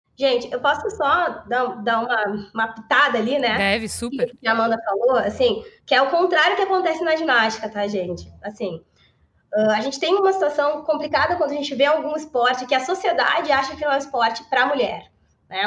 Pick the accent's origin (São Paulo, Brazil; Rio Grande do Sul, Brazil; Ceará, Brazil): Rio Grande do Sul, Brazil; Porto Alegre; sou de Porto Alegre